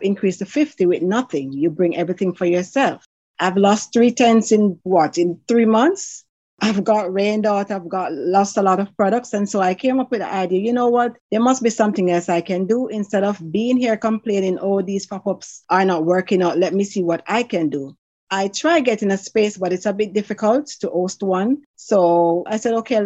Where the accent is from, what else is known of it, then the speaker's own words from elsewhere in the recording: Jamaica; moved away; I grew up in Jamaica